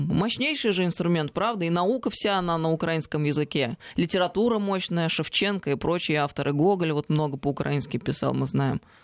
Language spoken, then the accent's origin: Russian; Russia; я здесь родилась, я э, выросла в России